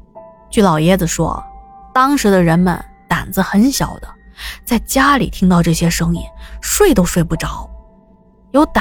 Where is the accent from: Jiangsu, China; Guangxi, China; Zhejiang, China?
Zhejiang, China; Jiaxing; 来的基本上都是一些嘉兴的本地人，因为我们嘉兴人讲究做人实在，消费也实在